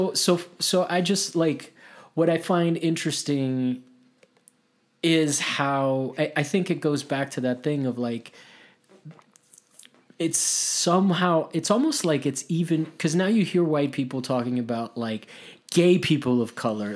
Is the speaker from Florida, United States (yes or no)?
yes; Miami, Florida, United States; in Miami, I come from Miami, so like that's a town where like white people do not thrive.